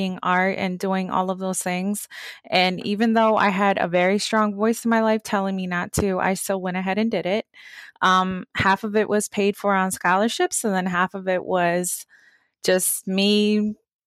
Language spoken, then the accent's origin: English; Baltimore, Maryland, United States; growing up in Baltimore